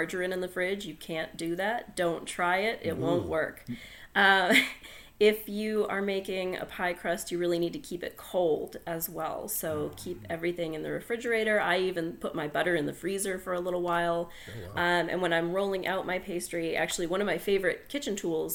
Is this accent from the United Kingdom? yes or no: no; New England, United States; I'm from New England and we make strawberry rhubarb pies